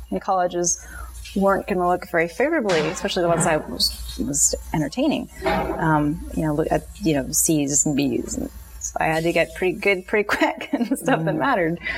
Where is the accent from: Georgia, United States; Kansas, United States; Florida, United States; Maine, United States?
Maine, United States; also born or lived in Stoneham, Massachusetts / New Hampshire; grew up between Massachusetts and mostly Maine. So I went to junior high and high school in Maine